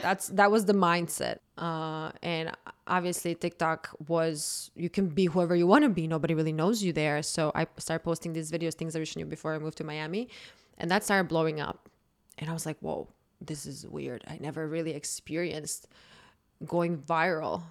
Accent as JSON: {"language": "English", "town": "Zagreb", "region": "City of Zagreb", "country": "Croatia", "tie": "born or raised there", "moved": "yes", "said": "born and raised in Croatia, I grew up there. I'm a hundred percent Croatian."}